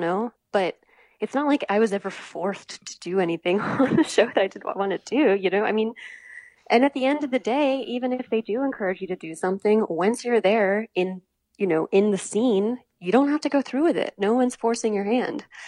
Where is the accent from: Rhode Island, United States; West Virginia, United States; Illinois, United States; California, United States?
West Virginia, United States; Morgantown; moved away as an adult; also born or lived in Charleston, South Carolina; I was born and raised until college in West Virginia